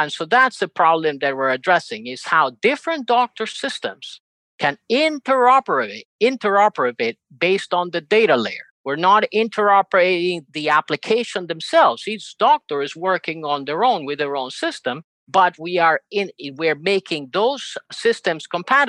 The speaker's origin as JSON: {"language": "English", "country": "Spain", "tie": "born or raised there", "also_born_or_lived": "Uruguay / United States", "lives_now": "Argentina", "said": "I was born in Uruguay, South America, raised in Spain, educated in the US, lived most of my life in Argentina, working in various fields in technology."}